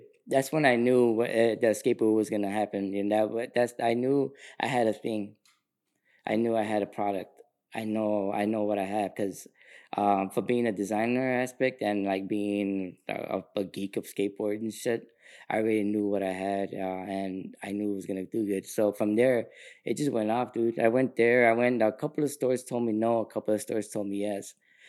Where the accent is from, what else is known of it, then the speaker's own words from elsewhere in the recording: Sacramento, California, United States; dude, man, I'm an artist from Sacramento.